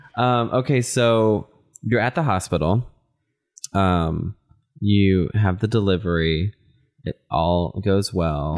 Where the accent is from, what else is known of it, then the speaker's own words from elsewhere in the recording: Texas, United States; now in Minnesota, United States; I'm from Texas, and you know, we live in Minnesota